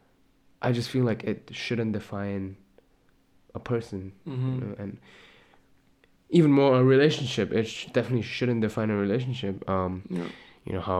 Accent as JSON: {"language": "English", "country": "Malaysia", "moved": "yes", "lives_now": "Czech Republic", "said": "I'm originally from Malaysia"}